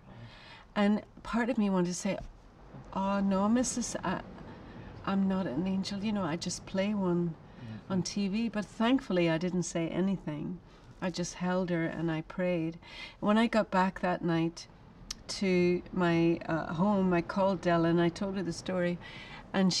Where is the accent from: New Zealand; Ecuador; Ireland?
Ireland; now in United States; I'm an Irish woman. I've lived in America for a long time